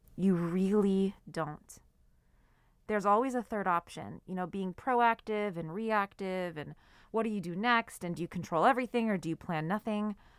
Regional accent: Seattle, Washington, United States; I'm from Seattle, so it would rain a lot

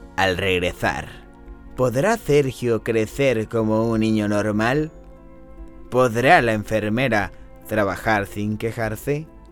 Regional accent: Mexico; also born or lived in Argentina; yo toda mi vida la he vivido en México

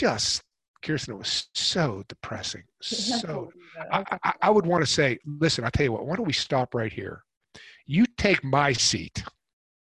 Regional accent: Pittsburgh, Pennsylvania, United States; also born or lived in New York City; now in Carolina, United States; we're from Pittsburgh originally

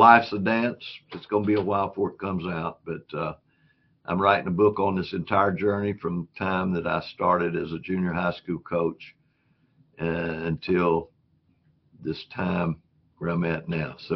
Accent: Destin, Florida, United States; moved away; I was raised near Panama City in Destin, Florida

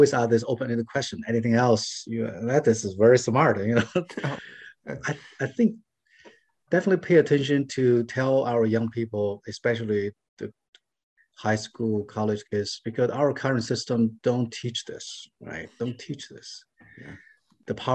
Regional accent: China; moved away as an adult; now in United States; I was born in China

